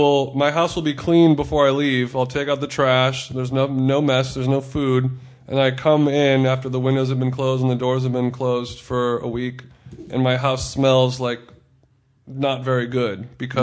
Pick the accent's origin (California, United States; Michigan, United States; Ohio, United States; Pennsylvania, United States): California, United States; Orange County; now in Los Angeles, United States; Well, I grew up in Orange County near the beach, where like boogie boarding was very normal.